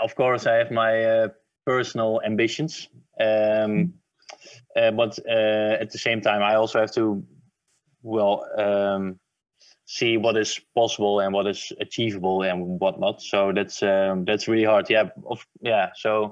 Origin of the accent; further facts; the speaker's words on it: Netherlands; We have, of course, in Holland